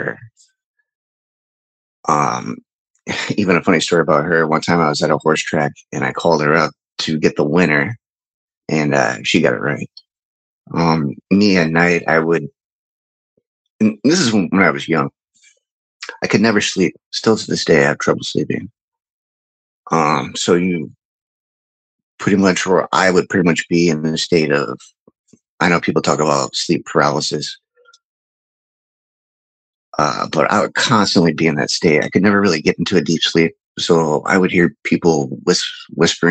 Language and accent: English; Midwest, United States; I grew up in the Midwest.